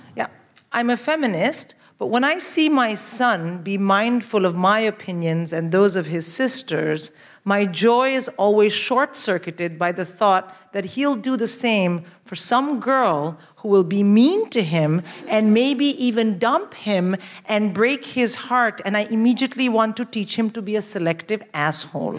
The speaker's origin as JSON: {"language": "English", "country": "India", "tie": "born or raised there", "moved": "as an adult", "lives_now": "United Kingdom", "said": "I'm born and raised in India."}